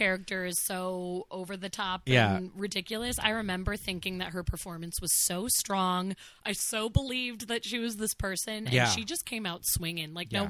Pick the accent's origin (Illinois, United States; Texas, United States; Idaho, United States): Illinois, United States; moved away; in my hometown, there's a lot of dinner theater, because I can't lie, I did a lot of it when I lived there in Illinois.